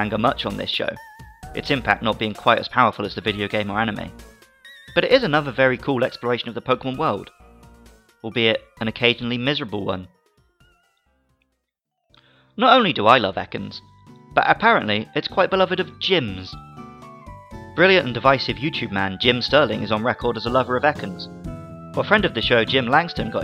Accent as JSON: {"language": "English", "country": "United Kingdom", "tie": "born or raised there", "said": "As a British 90s kid"}